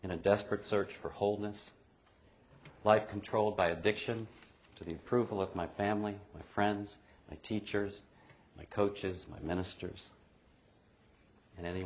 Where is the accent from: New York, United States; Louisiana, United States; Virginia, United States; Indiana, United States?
Louisiana, United States; New Orleans; I was born in New Orleans during my father's third year in medical school